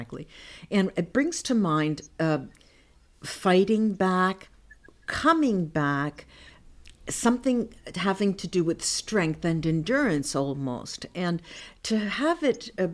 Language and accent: English; New Jersey, United States; I grew up in New Jersey, where … came from, his hunting ground